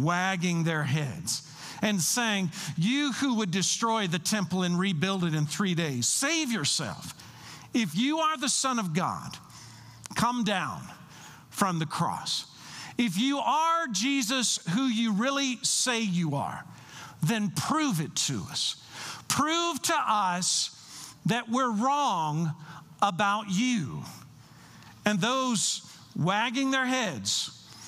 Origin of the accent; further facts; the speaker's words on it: Kentucky, United States; I'm from Kentucky